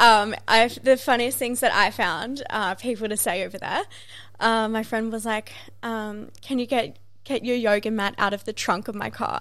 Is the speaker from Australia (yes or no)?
yes; Australia